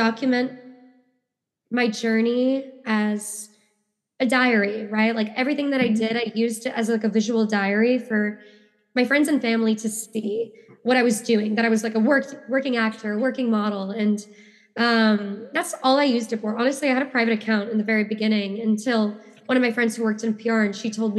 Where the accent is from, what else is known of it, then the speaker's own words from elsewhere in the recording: New York City, New York, United States; I grew up in New York